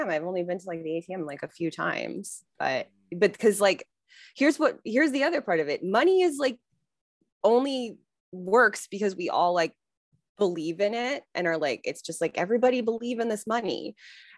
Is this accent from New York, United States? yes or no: no; Wheeling, Illinois, United States; moved away as an adult; also born or lived in Chicago; now in Los Angeles, United States; I'm not like from Chicago. I'm from the Northwest suburbs. I'm from the suburbs for sure